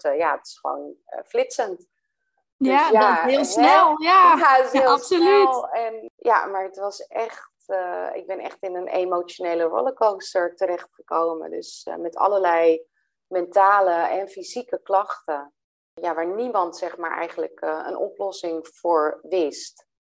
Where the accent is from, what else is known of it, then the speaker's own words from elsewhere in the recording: Velsen, North Holland, Netherlands; kom ik uit Velsen